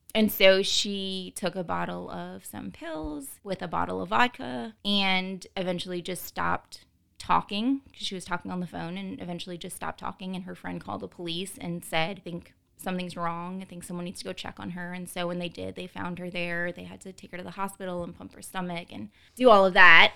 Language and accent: English; New Orleans, Louisiana, United States; I was born and raised in New Orleans